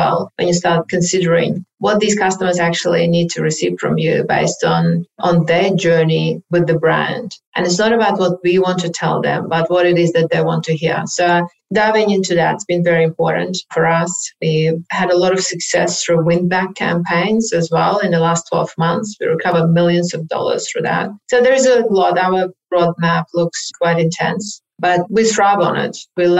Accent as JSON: {"language": "English", "town": "Odesa", "region": "Odesa Oblast", "country": "Ukraine", "moved": "yes", "lives_now": "Australia", "said": "I'm not sure if you're aware, but I am from Ukraine originally. I moved to Australia about 29 years ago, but from the beautiful city of Odessa that hopefully they're not going to bomb. That's the third largest city in Ukraine."}